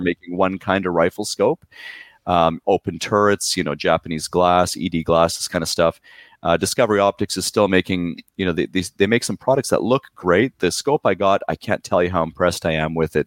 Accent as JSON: {"language": "English", "country": "Poland", "tie": "born or raised there", "moved": "yes", "lives_now": "Surrey, Canada", "said": "I was born in Poland"}